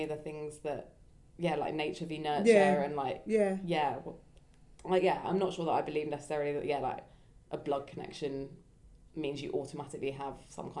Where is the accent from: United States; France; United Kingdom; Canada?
United Kingdom; Brighton, South East England; when people are like, oh, where are you from? I'm like, Brighton.